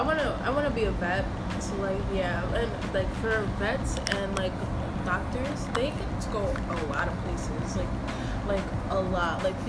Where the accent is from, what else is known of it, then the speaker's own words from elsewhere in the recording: Yonkers, New York, United States; moved away; I am not originally from the place that I am now. Like, I grew up in Yonkers, so I have that weirdness in me from the Yonkers feel.